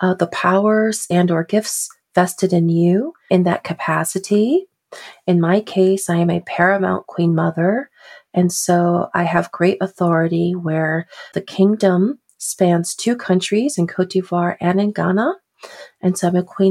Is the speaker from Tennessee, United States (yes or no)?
no; New Haven, Connecticut, United States; I am African American, and I was born and raised in New Haven, Connecticut